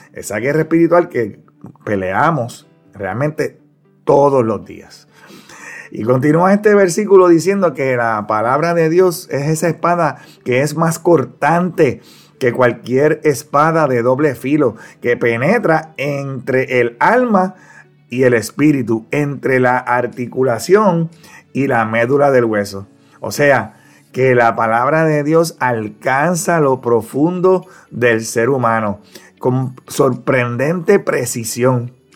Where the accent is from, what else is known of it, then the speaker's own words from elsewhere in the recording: Ponce, Puerto Rico; cursaba la escuela elemental allá en mi pueblo de Ponce, aquí en Puerto Rico